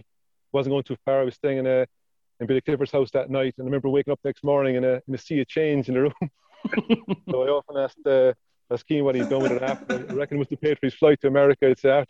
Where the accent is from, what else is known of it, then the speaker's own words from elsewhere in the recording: Cloyne, Munster, Ireland; growing up in Cloyne